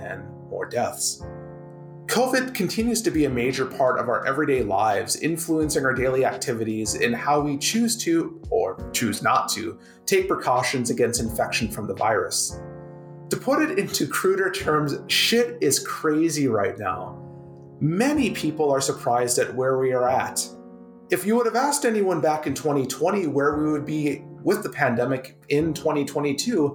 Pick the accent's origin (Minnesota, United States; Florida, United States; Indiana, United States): Minnesota, United States; now in Canada; My home state of Minnesota